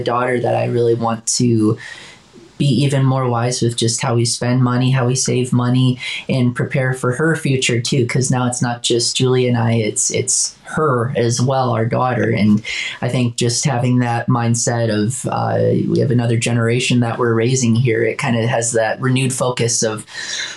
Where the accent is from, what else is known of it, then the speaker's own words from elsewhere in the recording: Wisconsin, United States; I'm from Wisconsin